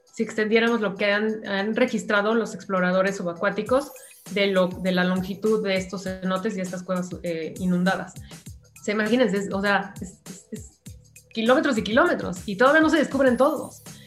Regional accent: Mexico; como mexicana

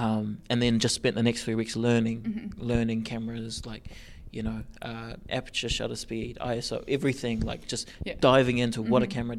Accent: New Zealand; from New Zealand.

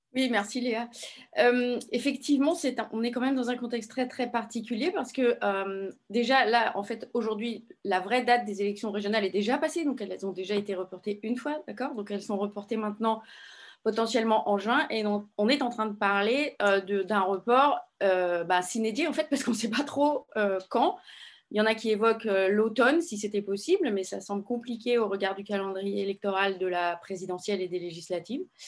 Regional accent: Paris, Île-de-France, France; je suis parisienne

